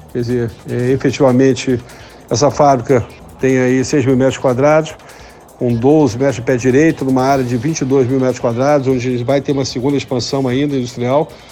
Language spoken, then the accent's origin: Portuguese; Rio de Janeiro, Brazil; moved away; also born or lived in Igrejinha, Rio Grande do Sul; Eu, como carioca